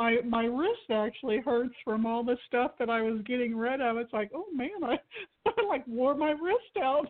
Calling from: Florida, United States; I'm actually also in Florida. I live over by Disney.

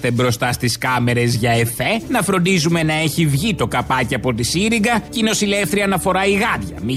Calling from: Egaleo, Attica, Greece; Γεια χαρά, Αποστόλη … από το Εγάλεο.

